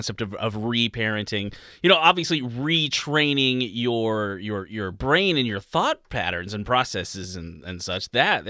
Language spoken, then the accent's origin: English; United States; Us ignorant Americans.